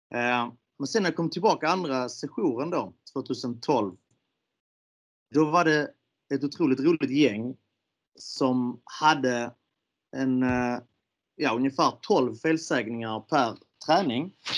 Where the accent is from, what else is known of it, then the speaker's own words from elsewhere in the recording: Malmö, Skåne, Sweden; jag är uppvuxen i Malmö